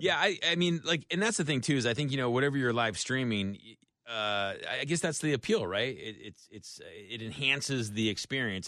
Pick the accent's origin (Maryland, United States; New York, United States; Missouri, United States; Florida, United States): Florida, United States; Tampa; I'm from Tampa